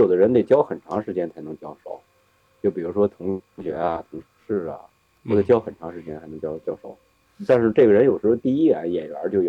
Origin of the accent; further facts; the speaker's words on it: Beijing, China; 就是北京孩子那种怂的气质啊，就我们北京人的那种见面就害羞那种气质